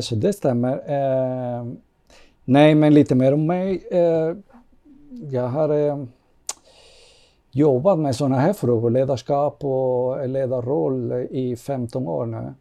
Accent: Cuba; also born or lived in Kyiv, Ukraine; now in Sweden; jag kommer från Kuba och det har jag fått uppleva en helt annan ledarskap och en helt annan kultur och mentalitet

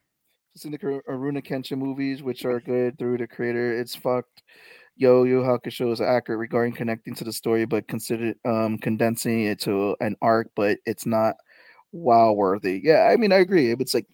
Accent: New York City, New York, United States; That's growing up in the Bronx.

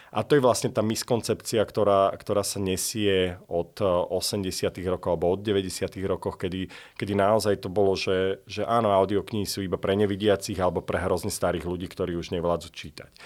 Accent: Slovakia; now in London, United Kingdom; ja som zo Slovenska

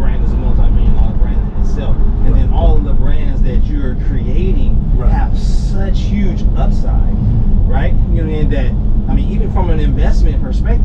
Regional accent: Los Angeles, California, United States; we are from the Crenshaw District

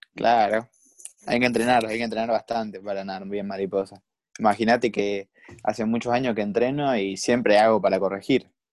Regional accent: Escobar, Buenos Aires Province, Argentina; yo soy de Escobar, o sea, de la zona norte de, del Gran Buenos Aires

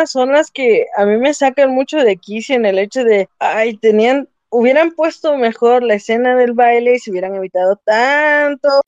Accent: Mexico

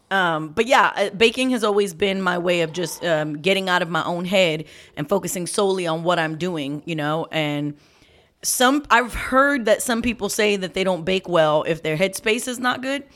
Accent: New York, United States; I'm a New Yorker

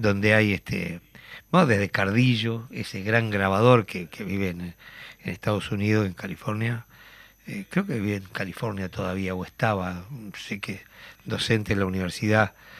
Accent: Uruguay; como uruguayo, como oriental

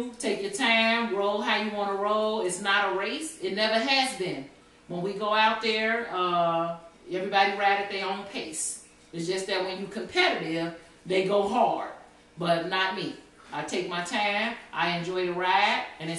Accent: Chicago, Illinois, United States; I'm from Chicago

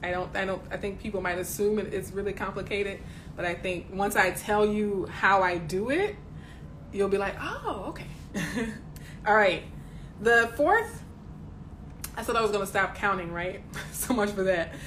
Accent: the South, United States; my neighborhoods growing up in the South

